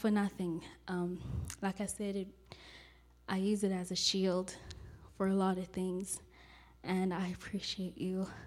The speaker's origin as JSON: {"language": "English", "country": "South Africa", "moved": "as an adult", "lives_now": "California, United States", "said": "I'm from South Africa, and I grew up in the Church of Christ"}